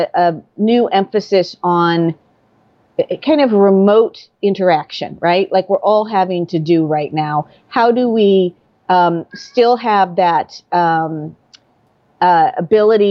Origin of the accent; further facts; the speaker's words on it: Midwest, United States; moved away as an adult; now in Vashon Island, United States; I grew up in the Midwest, so about as far away from any marine waters